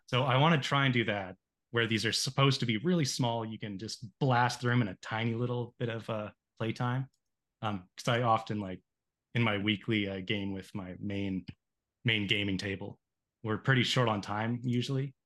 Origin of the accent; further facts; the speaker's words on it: Canada; my hometown here so in canada on a lake